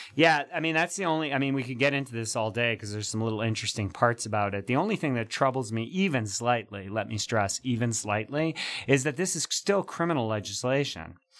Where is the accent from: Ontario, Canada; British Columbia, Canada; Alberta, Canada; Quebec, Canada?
Quebec, Canada; Montreal; accent: Montreal; that's my Montreal accent coming through